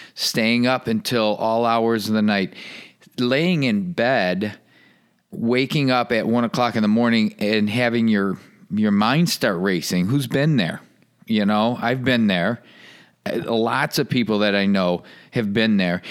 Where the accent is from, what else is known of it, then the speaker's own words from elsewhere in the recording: Michigan, United States; I grew up in Michigan